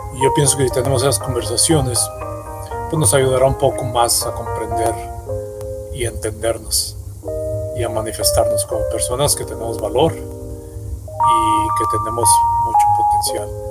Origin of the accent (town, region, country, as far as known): Mexico; moved away